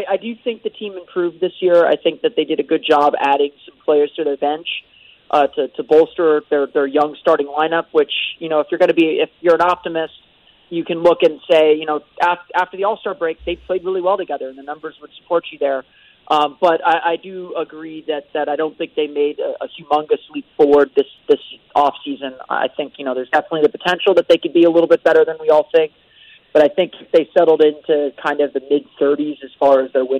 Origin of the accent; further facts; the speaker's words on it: Orlando, Florida, United States; I grew up in Orlando too